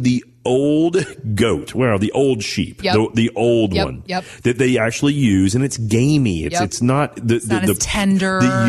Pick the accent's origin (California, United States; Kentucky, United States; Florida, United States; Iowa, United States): Kentucky, United States; Owensboro; when I think about growing up in Owensboro, Kentucky, the two things that stand out to me the most was the fact that I love barbecue mutton sandwiches.